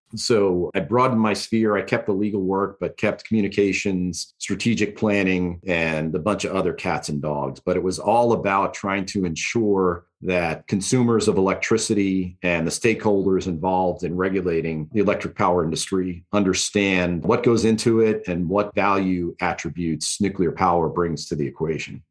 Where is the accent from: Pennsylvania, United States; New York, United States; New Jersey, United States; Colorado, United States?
New York, United States; moved away; also born or lived in California; I'm from New York originally